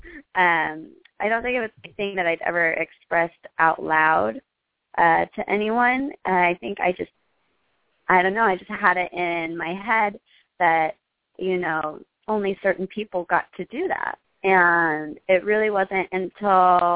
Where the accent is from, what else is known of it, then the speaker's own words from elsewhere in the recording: Idaho, United States; also born or lived in Southern California; now in Los Angeles, United States; I was born in Southern California, but I grew up in Idaho